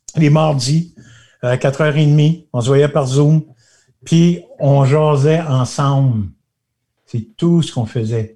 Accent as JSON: {"language": "French", "town": "Magog", "region": "Quebec", "country": "Canada", "said": "quand j'étais assis chez nous à Magog, là, sur le trottoir"}